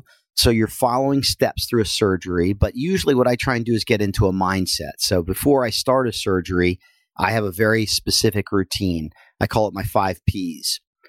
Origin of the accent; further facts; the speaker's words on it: New Jersey, United States; Well, I am from Northern New Jersey, and I took up wrestling as a young boy